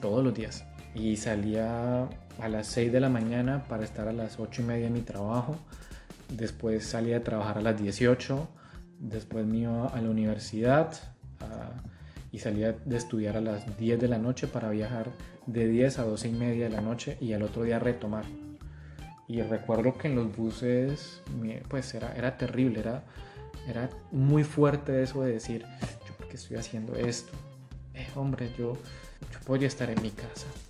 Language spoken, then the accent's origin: Spanish; Tuluá, Valle del Cauca, Colombia; moved away as an adult; also born or lived in Argentina; yo soy de Tuluá